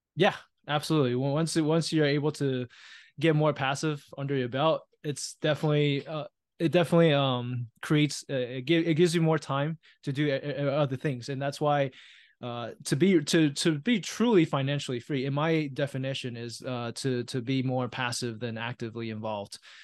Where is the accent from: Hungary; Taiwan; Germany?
Taiwan; now in United States; I was born and raised in Taiwan